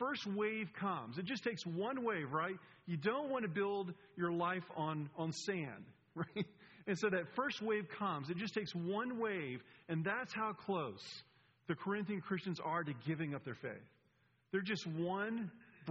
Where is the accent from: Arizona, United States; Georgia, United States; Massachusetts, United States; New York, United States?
Georgia, United States; Atlanta; I'm from Atlanta, and I went to Furman University